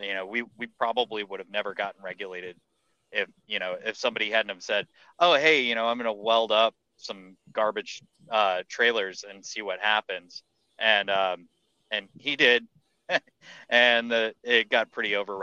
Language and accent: English; Texas, United States; also born or lived in Colorado; I'm from Texas, and whenever I lived in Colorado